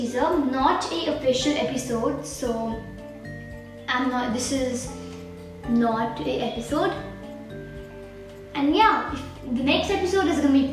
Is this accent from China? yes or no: no; India; I'm 12 years old and I'm from India